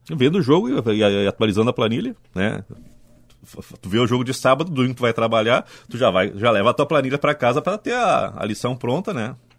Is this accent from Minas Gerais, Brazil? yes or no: no; Ijuí, Rio Grande do Sul, Brazil; also born or lived in Canoas; now in Porto Alegre, Brazil; meu pai foi transferido para Ijuí, né? foi fazer uma representação comercial em Ijuí, a gente morou lá uh, sete anos, né? na década de 70.